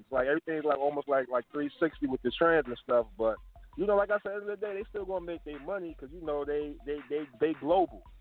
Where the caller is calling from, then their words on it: Brooklyn, New York, United States; Oh, I'm calling from um, I'm calling from Brooklyn, New York.